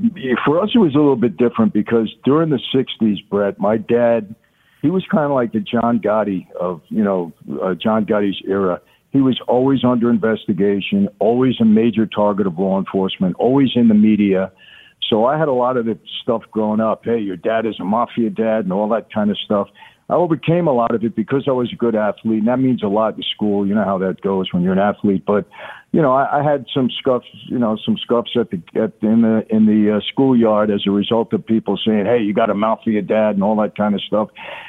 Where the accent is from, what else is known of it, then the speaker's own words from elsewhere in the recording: Brooklyn, New York, United States; also born or lived in Long Island; when I was a kid growing up in Brooklyn and later Long Island